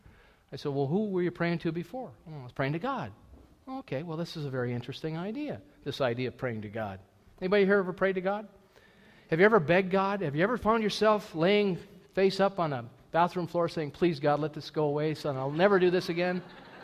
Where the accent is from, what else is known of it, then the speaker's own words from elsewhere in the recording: United States; moved away as an adult; I'm an American